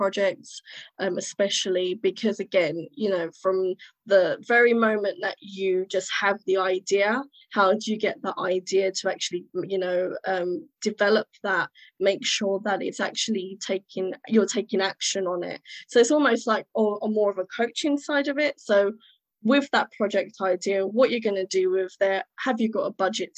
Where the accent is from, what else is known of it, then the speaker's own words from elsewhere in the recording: United Kingdom; born and raised in Britain